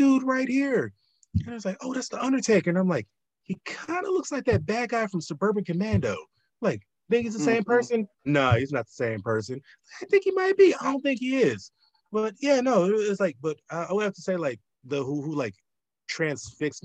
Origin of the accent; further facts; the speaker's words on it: the South, United States; being born and raised in the South